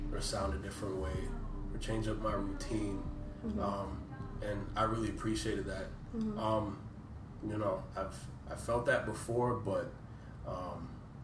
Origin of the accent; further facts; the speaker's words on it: Woodbridge, Virginia, United States; moved away as an adult; now in Washington, D.C., United States; we moved in to D.C. I'm from Woodbridge